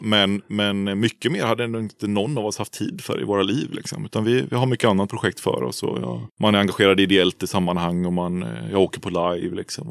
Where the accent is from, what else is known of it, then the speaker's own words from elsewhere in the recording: Uddevalla, Västra Götaland, Sweden; moved away as an adult; also born or lived in Umeå, Sweden; now in Gothenburg, Sweden; Jag är från Uddevalla från början. Från ja. Härsta utanför Uddevalla. Så där är jag uppväxt